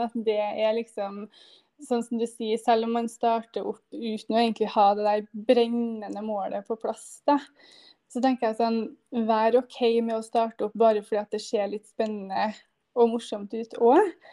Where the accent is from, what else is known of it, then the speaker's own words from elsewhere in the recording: Trondheim, Trøndelag, Norway; fra Trondheim, med jente på fire år her